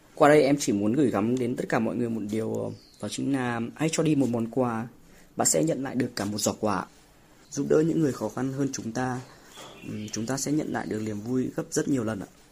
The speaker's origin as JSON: {"language": "Vietnamese", "town": "Phu Xuyen", "region": "Hanoi", "country": "Vietnam", "tie": "born or raised there", "said": "quê em thì ở Phú Xuyên, Hà Nội."}